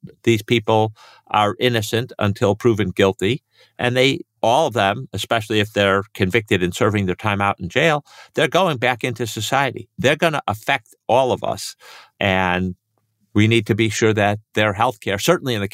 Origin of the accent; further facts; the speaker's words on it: Chicago, Illinois, United States; my hometown of Chicago